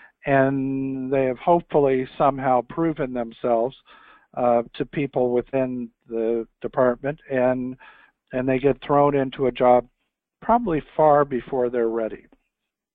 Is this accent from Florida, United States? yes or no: no; Newark, Ohio, United States; moved away as an adult; also born or lived in Columbus, Ohio / Washington; I'm from Newark, Ohio, which is 30 miles east of Columbus, central Ohio. I grew up there.